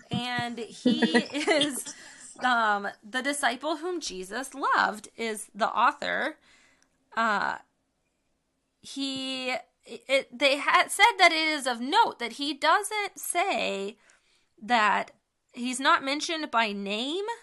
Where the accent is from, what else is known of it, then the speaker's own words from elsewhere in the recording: United States; like I'm an American, so I inherited these rights because of my identity as an American.